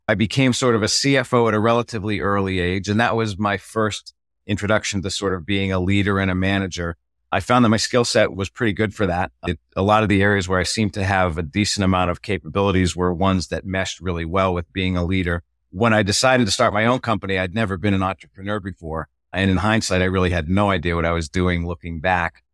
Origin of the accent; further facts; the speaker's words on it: Boston, Massachusetts, United States; now in Annapolis, United States; I'm from Boston originally. I found myself migrating south.